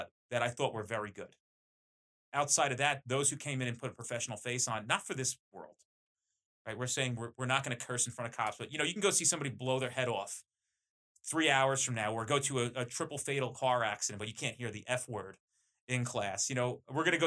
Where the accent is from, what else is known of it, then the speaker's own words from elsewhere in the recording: New Jersey, United States; I'm very Jersey too, by the way. Like, I'm as Jersey as it comes. I'm Italian